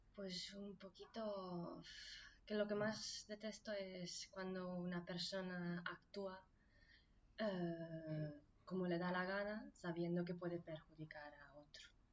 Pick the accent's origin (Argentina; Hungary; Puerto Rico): Hungary; Nyíregyháza, Szabolcs-Szatmár-Bereg; Spanish is a second language; now in Cubillas, Spain; En Nirechaza, en Hungría. Un pueblo pequeño.